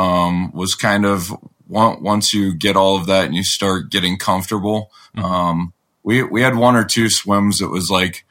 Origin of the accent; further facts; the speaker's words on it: Colorado, United States; we're from Colorado